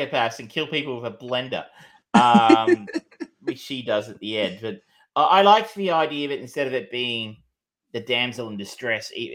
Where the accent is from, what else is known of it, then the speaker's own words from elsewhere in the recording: Australia; being an Australian